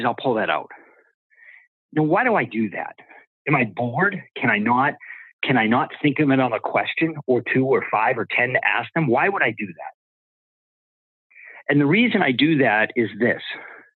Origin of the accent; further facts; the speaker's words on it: Boston, Massachusetts, United States; I'm from Boston